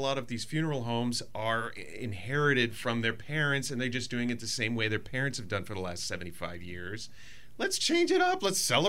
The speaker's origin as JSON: {"language": "English", "town": "Erie", "region": "Pennsylvania", "country": "United States", "tie": "born or raised there", "said": "At least growing up in Erie"}